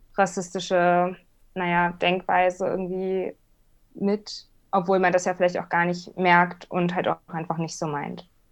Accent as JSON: {"language": "German", "region": "Hamburg", "country": "Germany", "said": "ich bin nun mal Hamburgerin"}